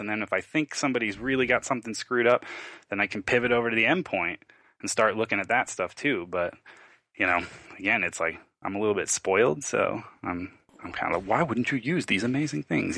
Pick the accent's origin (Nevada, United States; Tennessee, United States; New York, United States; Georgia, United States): New York, United States; Long Island; I grew up in New York, Long Island, a, a not very well off area with a single mom